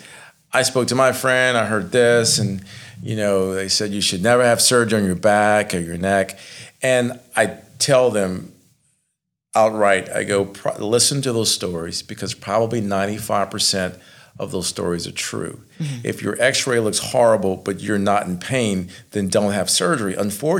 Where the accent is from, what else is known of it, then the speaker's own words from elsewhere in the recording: Lafayette, Louisiana, United States; I'm from Lafayette